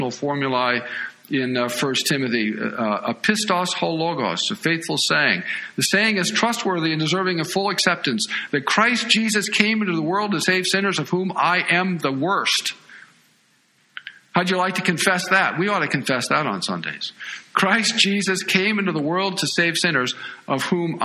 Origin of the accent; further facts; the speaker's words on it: United States; as American evangelicals